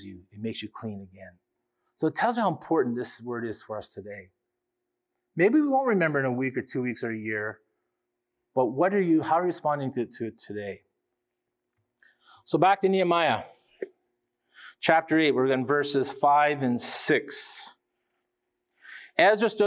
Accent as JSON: {"language": "English", "country": "Canada", "said": "we as Canadian people"}